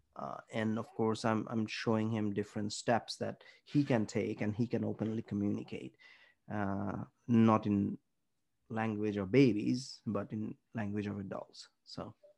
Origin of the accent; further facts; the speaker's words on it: India; we grew up in India or in Southeast Asian community